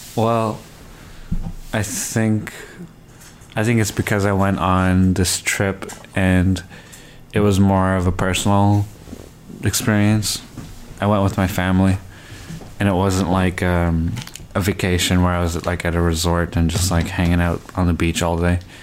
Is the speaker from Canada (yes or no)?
yes; Canada; I grew up in Canada and my family is um, not from here. Like my parents are immigrants, and technically I'm an immigrant as well